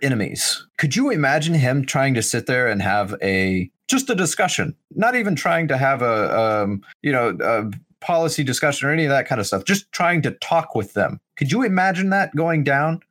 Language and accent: English; United States; we, as the American people